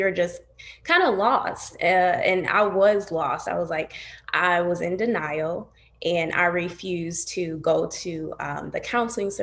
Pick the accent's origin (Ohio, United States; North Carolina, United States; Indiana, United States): Ohio, United States; Toledo; moved away as an adult; now in Columbus, United States; I'm from Toledo. I currently live in Columbus